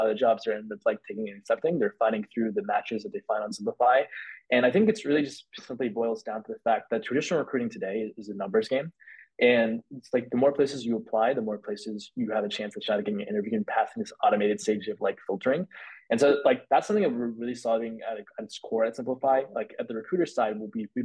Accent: Bay Area, California, United States; growing up in the Bay Area

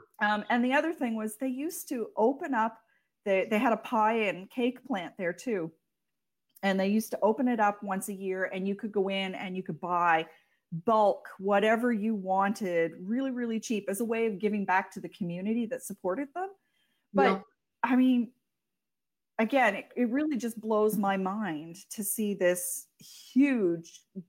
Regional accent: Florenceville, New Brunswick, Canada; moved away as an adult; also born or lived in Halifax; I grew up in Florenceville. I lived there from the time I was born until I went to university.

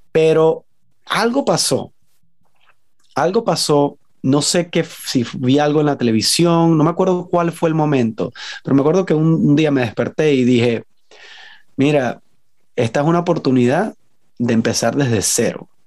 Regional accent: Venezuela; moved away; aunque he vivido la mayoría de mi vida en el exterior, cuando la gente me pregunta qué eres, soy venezolano, pues.

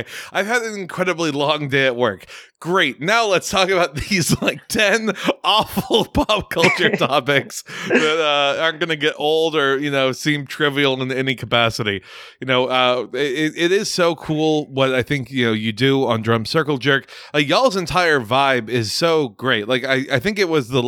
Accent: Texas, United States; a Texan

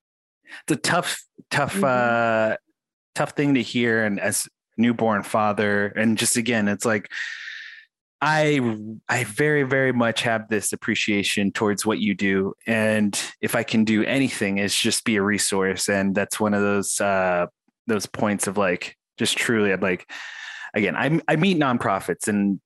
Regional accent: United States; moved away; My background is Native American. I grew up on the Indian reservation.

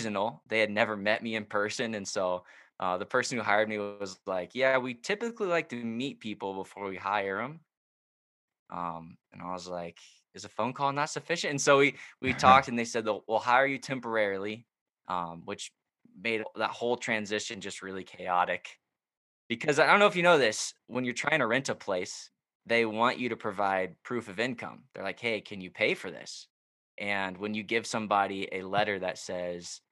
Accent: Oklahoma, United States; moved away as an adult; now in Waukesha, United States; I'm from Oklahoma, and so I wear that title proudly as the Oklahoman in the Wisconsin state

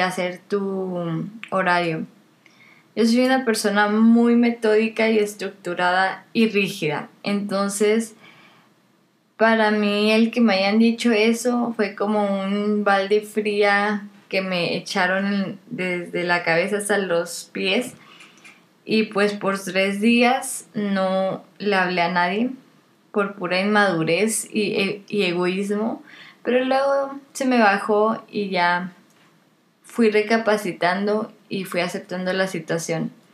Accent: Monterrey, Nuevo León, Mexico; also born or lived in Kingsville, Texas; Casi toda mi vida he vivido aquí en Monterrey, excepto por tres años que estuve en Kingsville, Texas, y tres meses en Perú, en Lima, Perú.

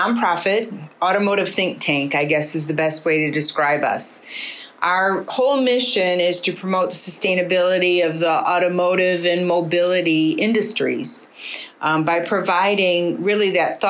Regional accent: Detroit, Michigan, United States; I was born and raised in Detroit

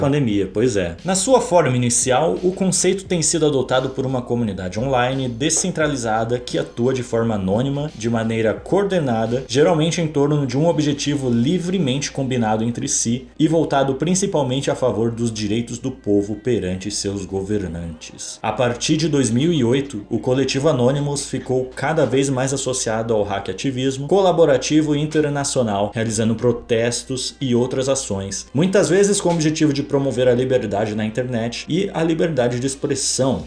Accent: São Paulo, Brazil; ativei mais uma conquista aí como paulistano

